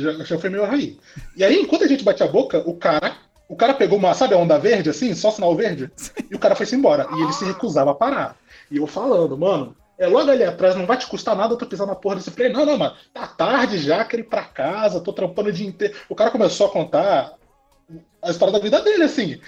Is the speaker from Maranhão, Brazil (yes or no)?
no; Porto Velho, Rondônia, Brazil; now in Campo Grande, Brazil; Eu nasci aqui em Porto Velho